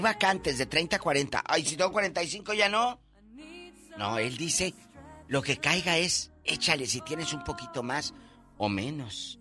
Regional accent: Mexico; nuestro México

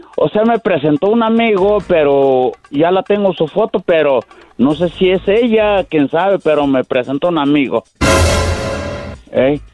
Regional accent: Tabasco, Mexico; yo soy de Tabasco

